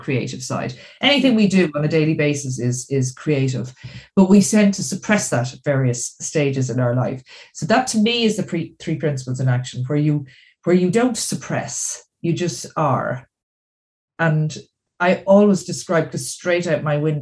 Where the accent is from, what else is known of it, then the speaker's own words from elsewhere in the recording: Dublin, Leinster, Ireland; So I'm from Dublin in Ireland